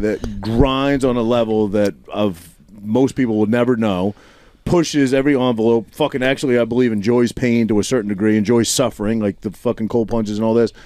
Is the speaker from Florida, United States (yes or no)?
no; Maine, United States; moved away; I grew up in Maine, so all my buddies that I graduated with high school up there